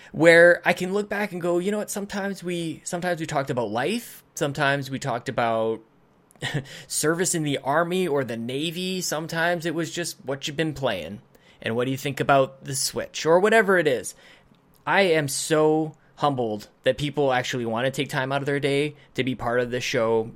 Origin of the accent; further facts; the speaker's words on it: Canada; as a Canadian